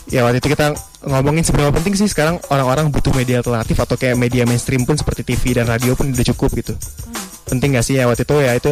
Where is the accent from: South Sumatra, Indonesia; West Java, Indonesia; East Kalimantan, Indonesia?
West Java, Indonesia; Bekasi; di kota gue berasal itu Bekasi.